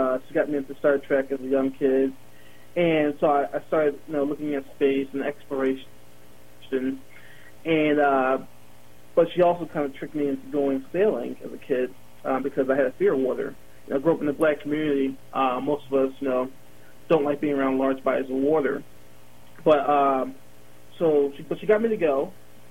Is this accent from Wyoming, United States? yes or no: no; Baltimore, Maryland, United States; I grew up in Baltimore, Maryland